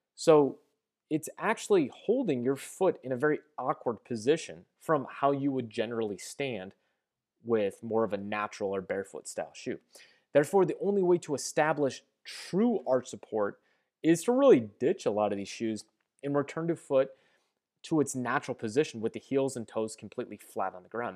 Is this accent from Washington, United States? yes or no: no; St. Louis, Missouri, United States; I'm from Saint Louis, we have the Saint Louis Gateway Arch.